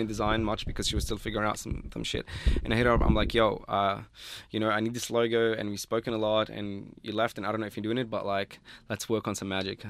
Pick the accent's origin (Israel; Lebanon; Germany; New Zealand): Lebanon; moved away as an adult; now in Australia; I'm not from Beirut, like, uh, I'm from Lebanon and Beirut is the capital there